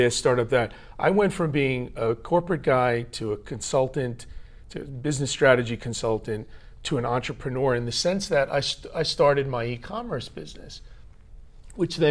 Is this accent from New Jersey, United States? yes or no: yes; New Jersey, United States; moved away as an adult; now in Tokyo, Japan; I was born in New Jersey